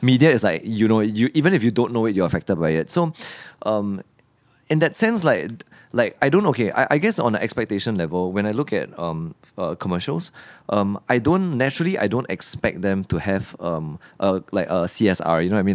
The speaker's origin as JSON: {"language": "English", "country": "Singapore", "tie": "born or raised there", "said": "growing up in Singapore"}